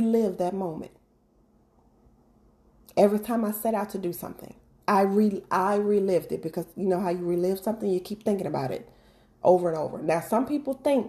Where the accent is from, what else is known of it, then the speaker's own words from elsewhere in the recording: Mississippi, United States; moved away; I'm originally from Mississippi